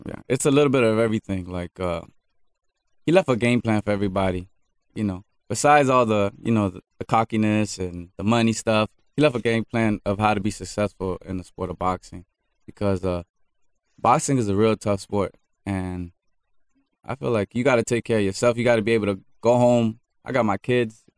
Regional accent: Miami, Florida, United States; I'm from Miami

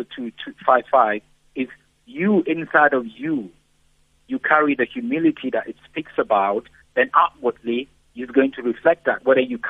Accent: Nigeria; moved away; I come from a background where I'm Nigerian. My wife is here. When we go home, when we go to my church at home, when we go to visit my mother and my family

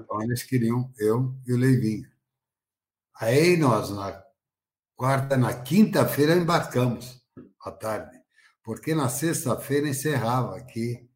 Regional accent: Juazeiro, Bahia, Brazil; moved away; Juazeiro, onde eu nasci

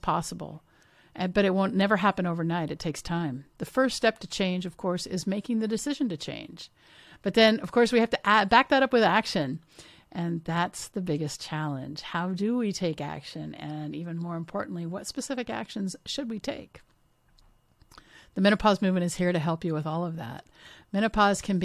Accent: Washington, United States; I grew up in Washington State.

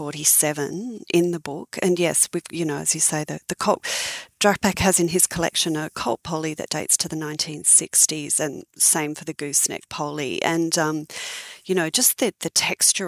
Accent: Sydney, New South Wales, Australia; I was horse mad growing up in Sydney

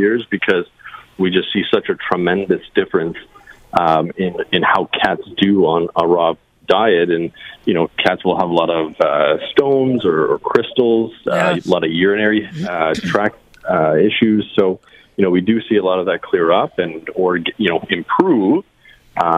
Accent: Niagara Falls, Ontario, Canada; also born or lived in Welland, Ontario; I've grown up in Niagara Falls, so very excited to be at the expo, you know, in my hometown

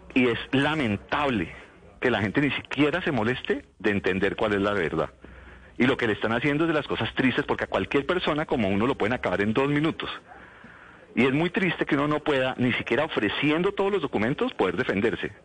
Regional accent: Colombia; como colombiano

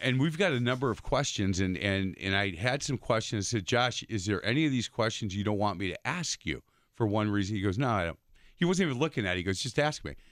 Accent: East Side, Wisconsin, United States; growing up in the East Side

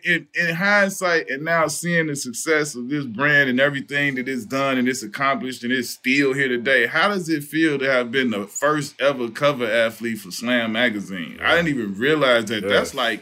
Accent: Dallas, Texas, United States; hey man, I'm from South Dallas.

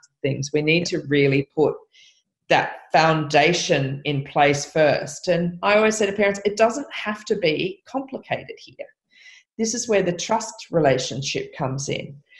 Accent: Byron Bay, New South Wales, Australia; also born or lived in Lennox Head; I was born in Byron Bay. I live in Lennox Head.

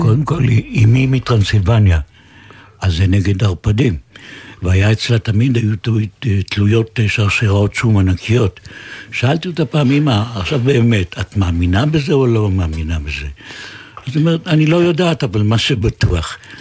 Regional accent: Haifa, Haifa District, Israel; נולדתי בחיפה וגדלתי בחיפה

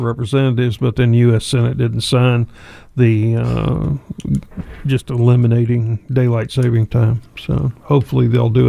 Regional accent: Charlotte, North Carolina, United States; when I was growing up in Charlotte, just off the airport property

